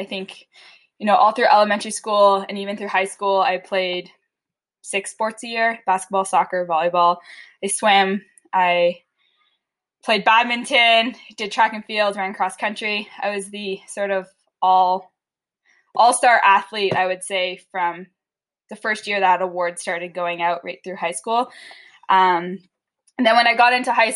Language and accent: English; Batawa, Ontario, Canada; now in Calgary, Canada; I grew up in Battawa